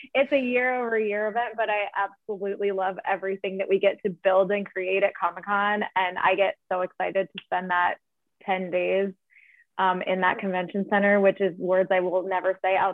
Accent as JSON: {"language": "English", "town": "San Diego", "region": "California", "country": "United States", "said": "my San Diego roots"}